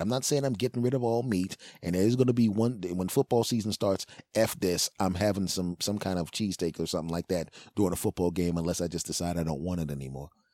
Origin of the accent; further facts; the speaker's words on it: Philadelphia, Pennsylvania, United States; moved away; also born or lived in Los Angeles; I'm originally from Philadelphia